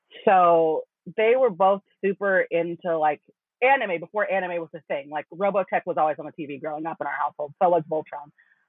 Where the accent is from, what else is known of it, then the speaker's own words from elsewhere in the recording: San Pedro, California, United States; In San Pedro, California. So for those who don't know, most people don't know, San Pedro is a super small suburb of Los Angeles.